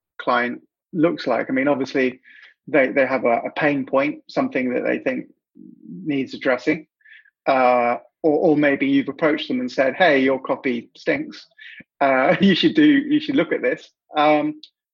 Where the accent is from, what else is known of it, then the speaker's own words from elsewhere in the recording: United Kingdom; moved away as an adult; now in Canada; as you can probably guess from my accent, I'm not originally from Canada. I'm from the UK, and I've been here 3 years.